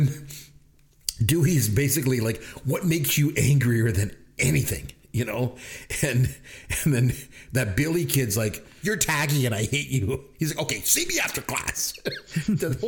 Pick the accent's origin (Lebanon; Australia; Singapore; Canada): Canada; As a Canadian